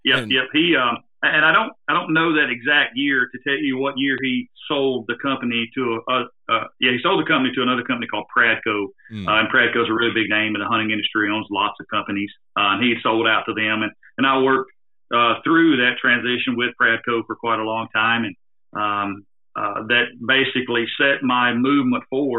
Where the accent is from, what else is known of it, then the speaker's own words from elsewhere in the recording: the South, United States; you can tell from my slang or the way I speak, I'm from the South.